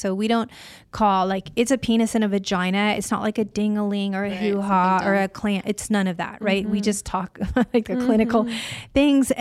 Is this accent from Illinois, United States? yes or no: yes; Illinois, United States; now in California, United States; I was raised in Illinois